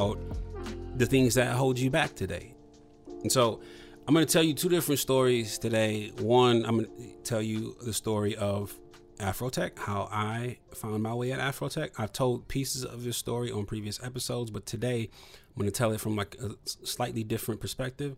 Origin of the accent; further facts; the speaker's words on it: Toledo, Ohio, United States; I'm from Toledo, Ohio